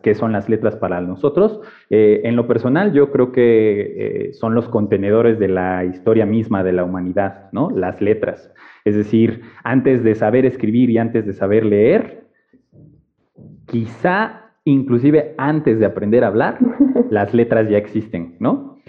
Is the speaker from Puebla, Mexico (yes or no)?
yes; Puebla, Mexico; moved away as an adult; now in Mexico City, Mexico; yo estudié y me formé en la ciudad de Puebla, ahí crecí